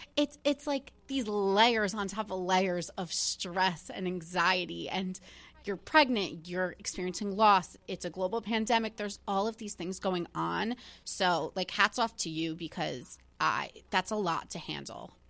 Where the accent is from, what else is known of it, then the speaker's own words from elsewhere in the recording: New Jersey, United States; I'm from New Jersey. Like, that is, like, what I grew up